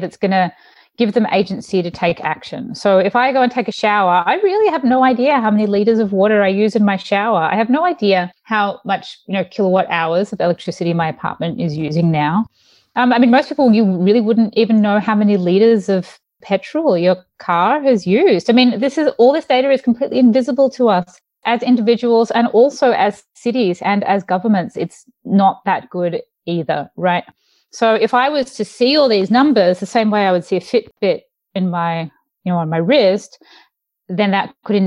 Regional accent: Mornington Peninsula, Melbourne, Victoria, Australia; moved away as an adult; now in San Francisco, United States; I grew up in the Mornington Peninsula in Melbourne

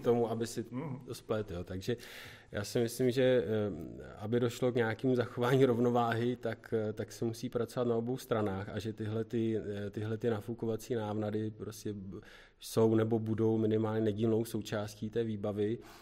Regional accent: Děčín, Ústí nad Labem Region, Czechia; Pocházíme e, z Děčína, z Ústeckého kraje

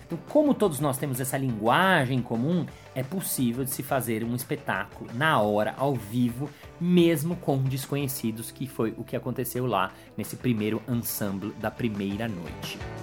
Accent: Brazil; accent: Brazilian Portuguese; o meu português brasileiro

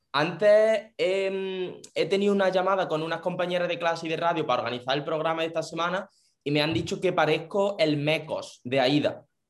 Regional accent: Jaén, Andalusia, Spain; soy de allí también, pero yo soy de la capital

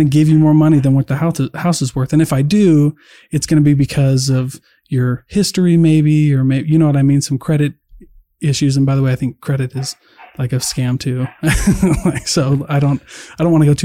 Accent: Iowa, United States; now in Salt Lake City, United States; I grew up really Republican, but I grew up in Iowa

